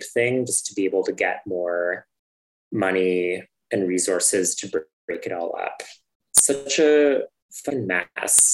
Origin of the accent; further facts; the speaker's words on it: Ottawa, Ontario, Canada; moved away; I grew up in Ottawa, and we are like no stranger to protests just because it's the nation's capital